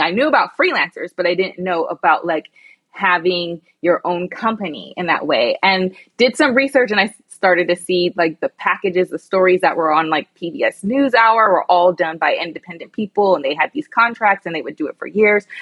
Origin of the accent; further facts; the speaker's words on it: United States; also born or lived in London; the American girl.